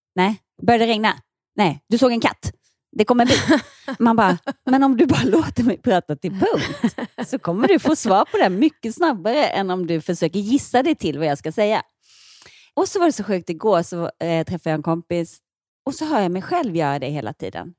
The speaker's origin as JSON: {"language": "Swedish", "town": "Ronneby", "region": "Blekinge", "country": "Sweden", "tie": "born or raised there", "moved": "as an adult", "said": "som vuxen, när jag flyttade från Ronneby"}